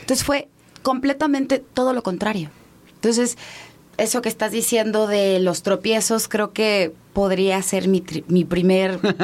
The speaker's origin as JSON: {"language": "Spanish", "town": "Mérida", "region": "Yucatán", "country": "Mexico", "tie": "born or raised there", "also_born_or_lived": "Mexico City", "moved": "yes", "lives_now": "Mérida, Mexico", "said": "Yo crecí en Mérida"}